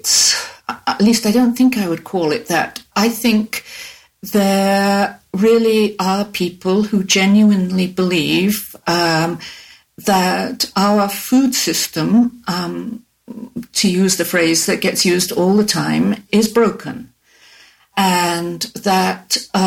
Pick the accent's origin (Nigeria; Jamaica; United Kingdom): United Kingdom; England; moved away; also born or lived in United States; I grew up and in the British school I went